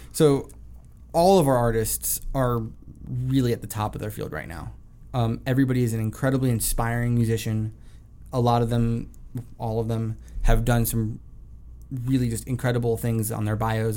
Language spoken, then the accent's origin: English; South Florida, United States; moved away; I grew up in South Florida